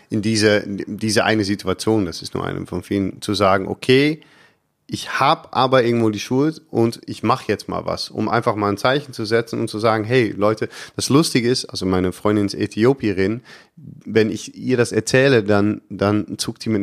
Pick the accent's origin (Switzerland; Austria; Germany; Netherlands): Netherlands; Ich weiß nicht, ob ich da als Holländer so viel besser ankomme.